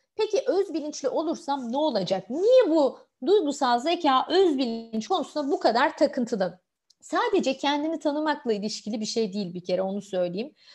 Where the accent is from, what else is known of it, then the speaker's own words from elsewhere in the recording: Malatya, Turkey; Ben kendim Malatyalıyım